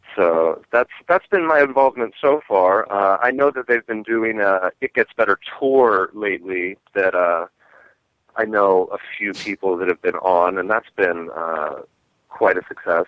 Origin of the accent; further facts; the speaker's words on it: Washington, District of Columbia, United States; also born or lived in Great Falls, Virginia; now in Los Angeles, United States; I was born in the District of Columbia